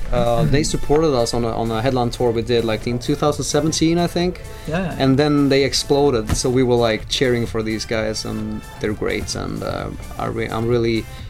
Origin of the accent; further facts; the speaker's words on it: Sweden; We are from Sweden, and you are listening to Radio International